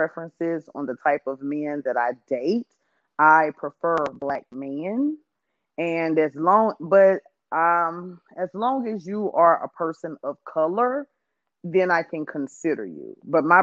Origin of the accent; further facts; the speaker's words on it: Louisiana, United States; now in Dallas, United States; I'm from Louisiana, but I moved to Texas, the Dallas area, DFW